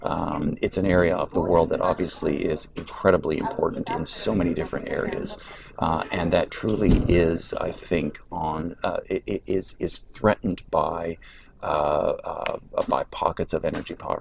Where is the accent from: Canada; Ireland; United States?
Canada; my experience as a Canadian